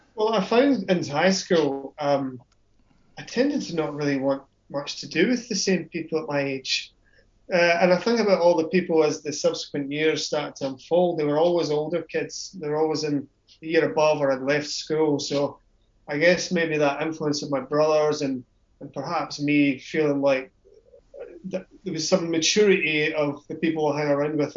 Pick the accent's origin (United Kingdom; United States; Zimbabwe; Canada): United Kingdom; Scotland; grew up in Scotland.